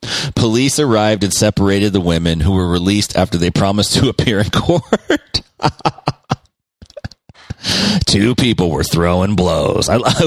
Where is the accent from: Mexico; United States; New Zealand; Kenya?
Mexico; I'm here from Mexico.